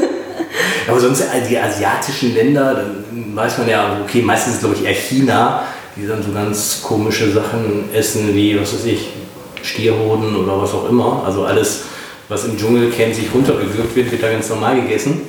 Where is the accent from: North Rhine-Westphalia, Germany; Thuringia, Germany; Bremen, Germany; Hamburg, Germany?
North Rhine-Westphalia, Germany; ich komme ja auch aus Nordrhein-Westfalen